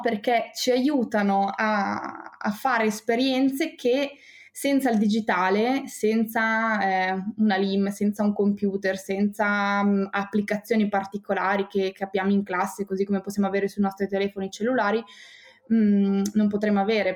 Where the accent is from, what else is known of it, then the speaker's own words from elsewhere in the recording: Bologna, Emilia-Romagna, Italy; io sono nata a Bologna